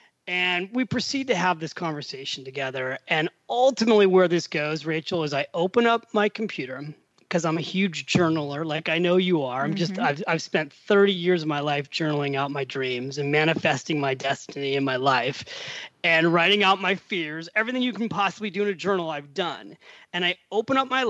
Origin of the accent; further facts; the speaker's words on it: United States; moved away as an adult; also born or lived in Manhattan, New York; now in Florence, Italy; being an American who picked up and moved to Florence, Italy